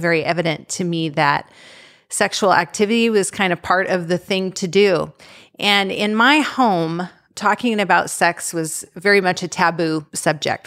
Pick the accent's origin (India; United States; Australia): United States; Eastern Washington; I grew up in Eastern Washington with my parents and three older siblings